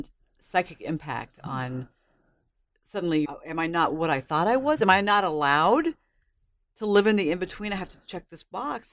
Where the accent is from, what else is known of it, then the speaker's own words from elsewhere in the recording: United States; I'm an American